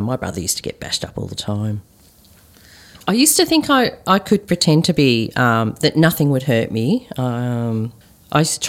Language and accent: English; Melbourne, Victoria, Australia; Growing up in Melbourne, southeastern suburbs of Melbourne, where there were hardly any Asians